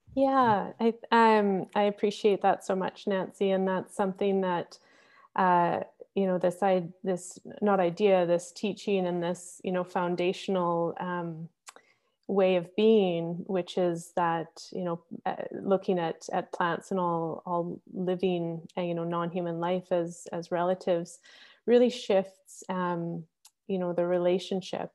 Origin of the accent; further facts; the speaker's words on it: Victoria, British Columbia, Canada; also born or lived in Squamish; growing up, my parents moved to, uh, Victoria on Vancouver Island, uh, just before I was born. And so I didn't grow up in Squamish in my home territory